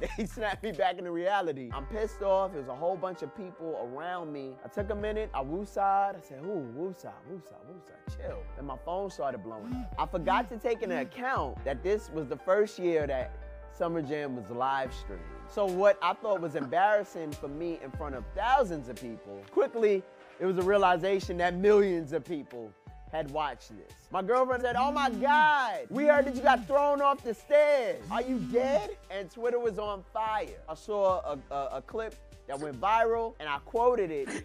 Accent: New York City, New York, United States; I'm from Brooklyn, New York

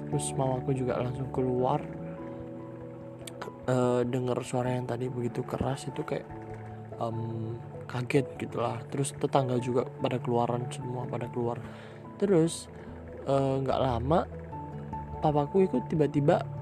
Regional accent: Bekasi, West Java, Indonesia; Aku lahir di mana? Lahirnya di Bekasi tanggal 23 November 2004.

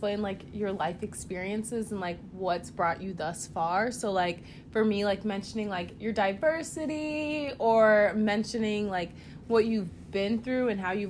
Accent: Ghana; born there; also born or lived in Connecticut / Georgia / Missouri / Kansas; I was born in Ghana, like, I lived in Connecticut, then Georgia, and then, like, Missouri, then Kansas.

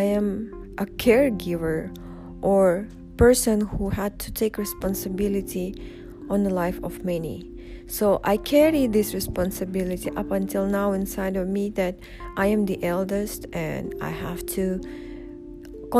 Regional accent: Uzbekistan; first language Russian; English is a second language; moved away as an adult; now in Dubai, United Arab Emirates; I grew up in Uzbekistan. I've been living there up until age 20 before I moved to UAE

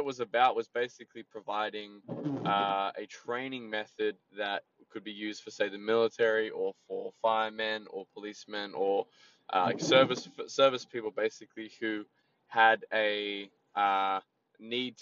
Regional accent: Sydney, New South Wales, Australia; I'm from Sydney

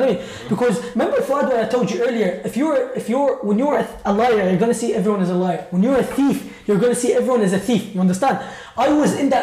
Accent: Iraq; moved away; I'm from Iraq originally

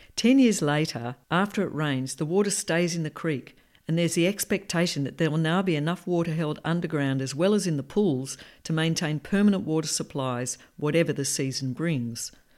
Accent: Perth, Western Australia, Australia; I grew up in Perth in a loving, down-to-earth and rational family.

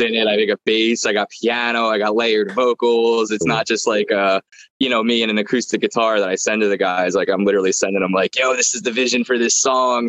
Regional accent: Brigantine, New Jersey, United States; also born or lived in Atlantic City / Maryland; I was uh, born in Atlantic City. I grew up in Brigantine.

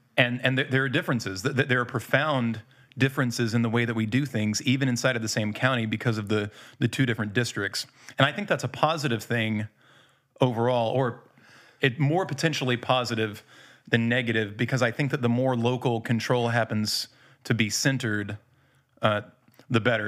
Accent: United States; moved away; also born or lived in Indiana / Louisville, Kentucky; I'm from Indiana. Not quite Indiana, mostly Louisville

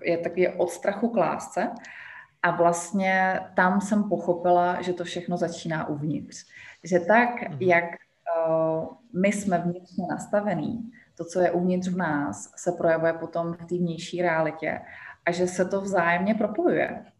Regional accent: Czechia; moved away as an adult; now in Egypt; já jsem z Česka

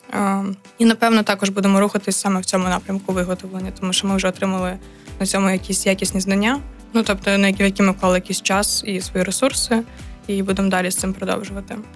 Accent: Kyiv, Ukraine; moved away as an adult; now in Chernivtsi, Ukraine; я з Києва, я навчаюсь КПІ

